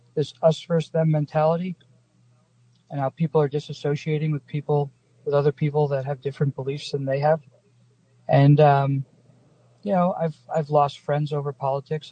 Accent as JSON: {"language": "English", "area": "Long Island", "region": "New York", "country": "United States", "tie": "born or raised there", "also_born_or_lived": "New Jersey", "moved": "yes", "lives_now": "Las Vegas, United States", "said": "I grew up on Long Island uh, and and then in New Jersey"}